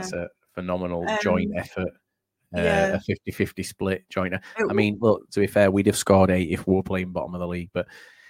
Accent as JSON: {"language": "English", "town": "Halifax", "region": "Yorkshire and the Humber", "country": "United Kingdom", "tie": "born or raised there", "said": "Halifax, my hometown"}